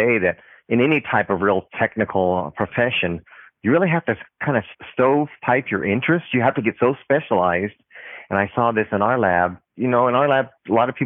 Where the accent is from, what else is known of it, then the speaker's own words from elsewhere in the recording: United States; I'm Japanese American